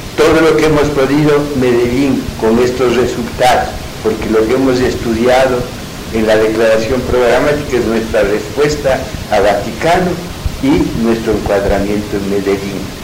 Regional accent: Quito, Pichincha, Ecuador; moved away as an adult; now in Cuenca, Ecuador; soy quiteño

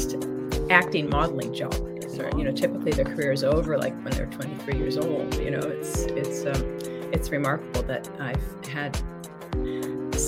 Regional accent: Los Angeles, California, United States; I was born in Hollywood, California

